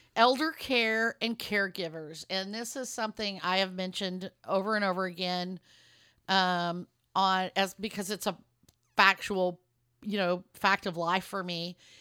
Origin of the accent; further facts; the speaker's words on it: Lubbock, Texas, United States; also born or lived in Dallas area, Texas; now in Dallas, United States; my hometown of Lubbock, Texas. I'm in the Dallas area right now